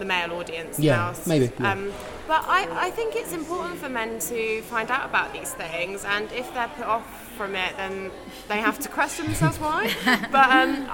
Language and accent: English; London, United Kingdom; I grew up in London